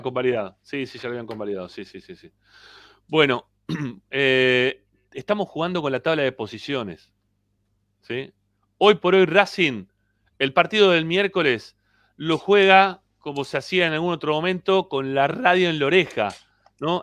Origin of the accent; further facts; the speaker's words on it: Argentina; somos argentinos